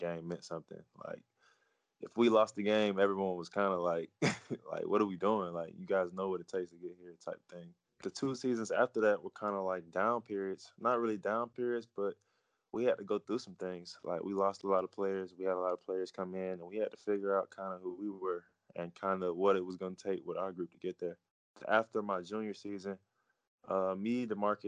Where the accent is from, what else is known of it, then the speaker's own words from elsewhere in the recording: Atlanta, Georgia, United States; moved away as an adult; now in Netherlands; I'm from Atlanta, Georgia